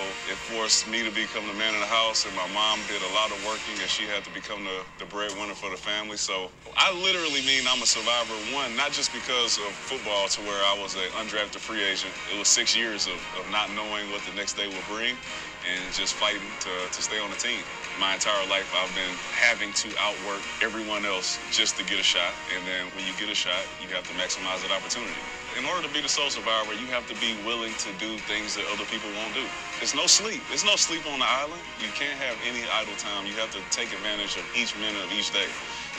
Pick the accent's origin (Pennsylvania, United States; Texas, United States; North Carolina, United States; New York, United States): Texas, United States; Houston; I'm a former NFL player, and I'm from Houston, Texas.